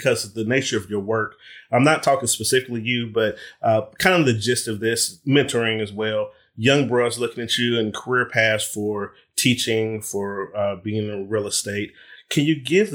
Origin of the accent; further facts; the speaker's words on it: Ohio, United States; moved away; I'm from Ohio as well.